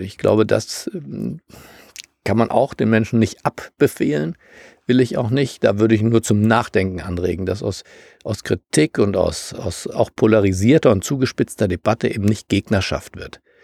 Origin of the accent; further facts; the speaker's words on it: Germany; für mich als Deutscher